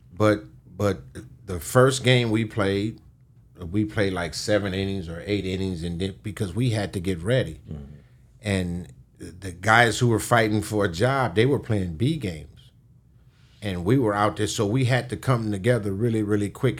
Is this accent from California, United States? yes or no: yes; Los Angeles, California, United States; I'm from Los Angeles